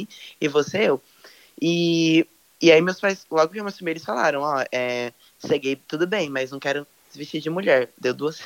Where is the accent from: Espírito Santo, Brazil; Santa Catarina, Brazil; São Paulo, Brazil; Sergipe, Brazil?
São Paulo, Brazil; Olímpia; now in São José do Rio Preto, Brazil; atualmente moro em São José do Rio Preto, interior de São Paulo, mas eu nasci uhum. no Olímpia